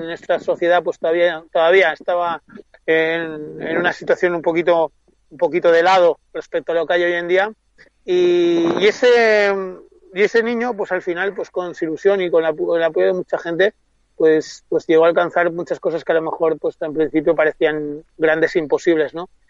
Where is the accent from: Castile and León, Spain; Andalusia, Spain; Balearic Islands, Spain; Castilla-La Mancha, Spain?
Balearic Islands, Spain; Mallorca; mi tierra